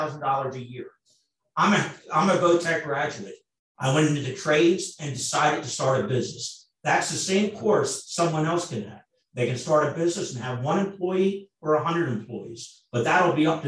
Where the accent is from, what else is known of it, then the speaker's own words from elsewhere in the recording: Delaware County, Pennsylvania, United States; I am born and raised in Pennsylvania, a Delaware County resident.